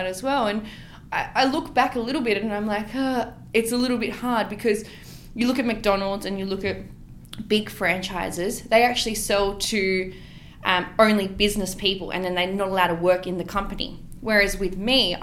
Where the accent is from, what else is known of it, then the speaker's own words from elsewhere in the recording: Western Sydney, New South Wales, Australia; I grew up in the West